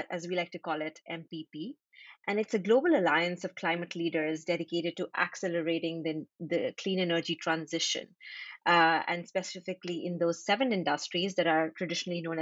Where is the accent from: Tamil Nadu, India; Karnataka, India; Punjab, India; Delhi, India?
Delhi, India; now in Jersey City, United States; I am originally from Delhi, India, but right now I'm living in Jersey City, New Jersey.